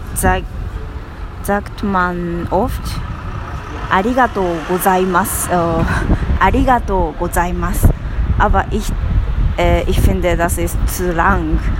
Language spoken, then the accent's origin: German; Japan; German is a second language; moved away as an adult; now in Germany; ich bin eine Japanerin und ich wohne in äh, Deutschland gerade und ich lerne gerade Deutsch